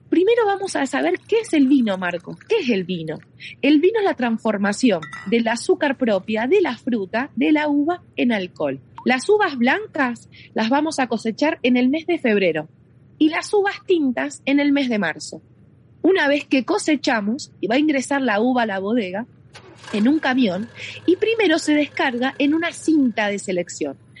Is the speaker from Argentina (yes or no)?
yes; Mendoza, Argentina; soy de Mendoza Capital, del Gran Mendoza